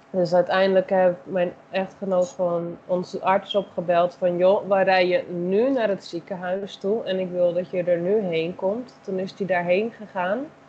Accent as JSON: {"language": "Dutch", "country": "Netherlands", "moved": "as an adult", "lives_now": "Brazil", "said": "zelf ben ik Nederlander"}